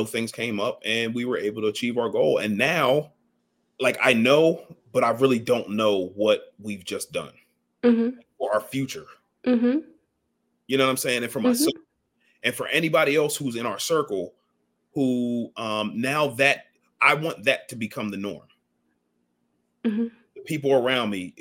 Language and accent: English; Ardmore, United States; I grew up in Ardmore